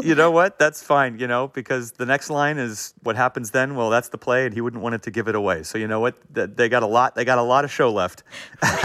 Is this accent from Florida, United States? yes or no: no; Los Angeles, California, United States; I grew up in an area of LA called Hancock Park